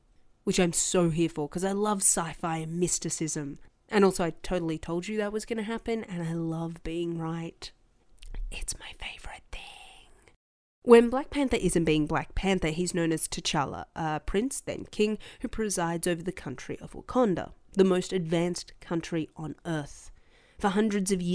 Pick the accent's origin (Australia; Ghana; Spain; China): Australia; as an Australian